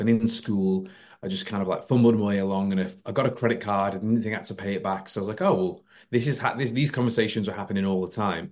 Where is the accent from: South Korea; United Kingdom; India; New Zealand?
United Kingdom; Warrington, North West England; I am uh, born and bred in Warrington, like Chris